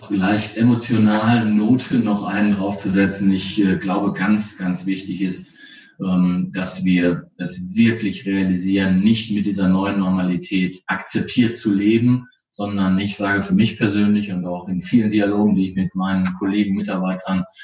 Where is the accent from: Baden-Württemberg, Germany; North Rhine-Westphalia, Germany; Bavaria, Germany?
North Rhine-Westphalia, Germany; Soest; born there; Als gebürtiger Westfaler und Soester sage ich ganz offen, ich freue mich, wenn ich wieder in die Heimat kommen darf